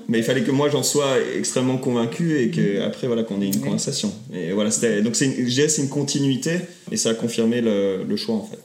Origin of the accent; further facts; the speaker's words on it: France; now in United States; on est français